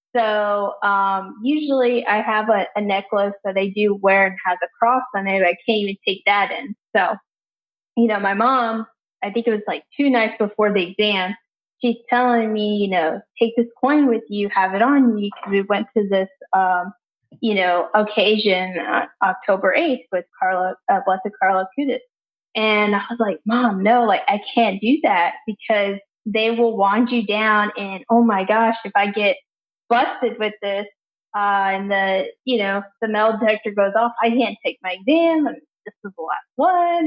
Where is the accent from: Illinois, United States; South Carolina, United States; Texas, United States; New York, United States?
Texas, United States; San Antonio; also born or lived in Houston; I'm from San Antonio